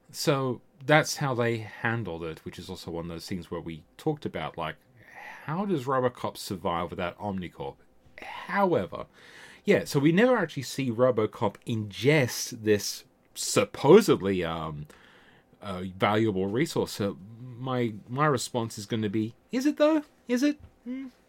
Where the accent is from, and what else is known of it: Australia; born or raised there; also born or lived in England